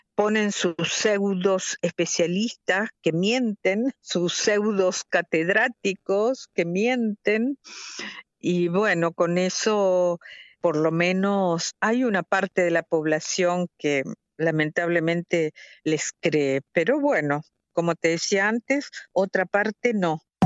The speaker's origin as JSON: {"language": "Spanish", "town": "La Paz", "region": "Entre Ríos", "country": "Argentina", "tie": "born or raised there", "also_born_or_lived": "Moscow, Russia", "moved": "as an adult", "lives_now": "Bern, Switzerland", "said": "la ciudad donde yo nací y crecí, que se llama la Paz, que es en, Argentina"}